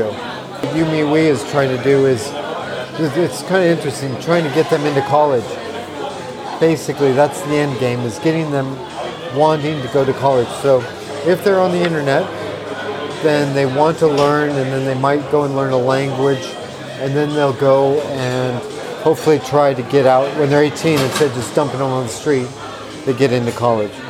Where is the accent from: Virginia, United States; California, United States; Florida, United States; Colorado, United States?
Colorado, United States; I grew up in Colorado.